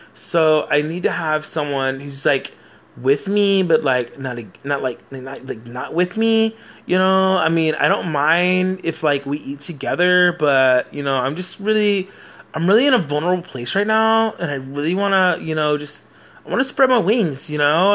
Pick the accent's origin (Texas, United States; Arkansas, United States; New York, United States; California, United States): Texas, United States; I'm from America, Texas